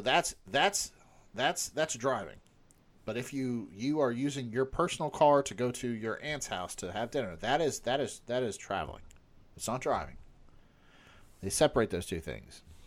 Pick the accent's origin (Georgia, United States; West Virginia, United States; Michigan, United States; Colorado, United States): West Virginia, United States; we grew up in West Virginia